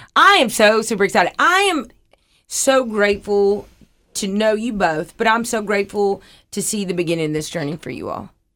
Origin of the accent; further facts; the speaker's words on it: Huntsville, Alabama, United States; I grew up in Huntsville